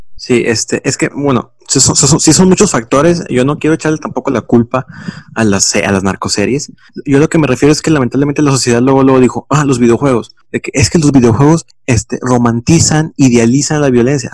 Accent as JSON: {"language": "Spanish", "country": "Mexico", "said": "como, como mexicanos"}